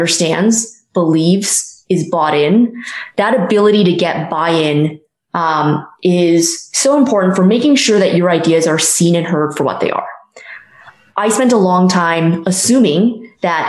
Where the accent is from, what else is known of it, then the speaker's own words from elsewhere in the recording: Silicon Valley, California, United States; I grew up in Silicon Valley, so startups were always something that I was surrounded